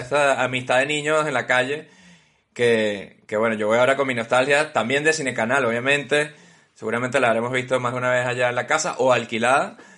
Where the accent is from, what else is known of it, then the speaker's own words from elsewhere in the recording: Caracas, Capital District, Venezuela; nuestras infancias ya en, Caracas